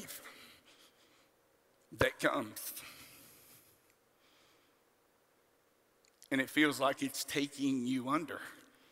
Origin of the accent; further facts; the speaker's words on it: on the Gulf Coast, South Texas, United States; I grew up in South Texas, on the Gulf Coast